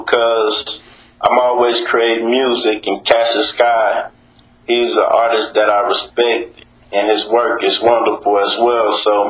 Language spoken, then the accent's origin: English; Houston, Texas, United States; I come from the Southwest Houston, Texas, A-Leaf, so they call it Apple City, you know what I mean?